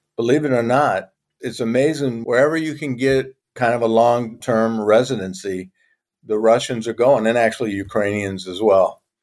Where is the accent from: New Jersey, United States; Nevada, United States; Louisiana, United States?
Louisiana, United States; moved away as an adult; now in Turkey; I'm a Cajun